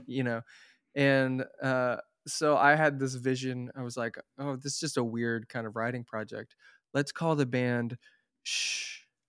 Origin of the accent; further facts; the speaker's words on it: Tulsa, Oklahoma, United States; moved away; I'm from Tulsa, Oklahoma originally